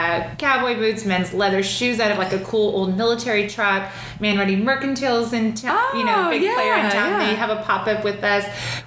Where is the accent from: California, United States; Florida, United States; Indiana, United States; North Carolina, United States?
California, United States; Orange; moved away as an adult; also born or lived in Dallas, Texas / New York; now in Texas, United States; I grew up in the city of Orange, in Orange County, but my parents are now in Newport. But yeah, raised all around Orange County. My whole family's there.